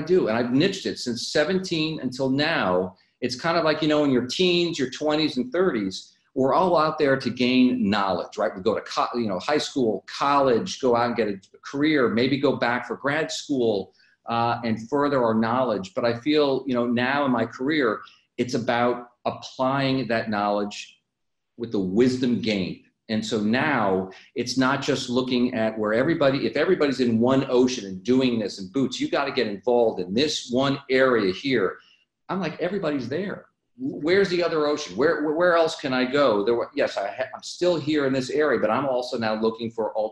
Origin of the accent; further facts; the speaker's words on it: Minnesota, United States; I'm originally from Minnesota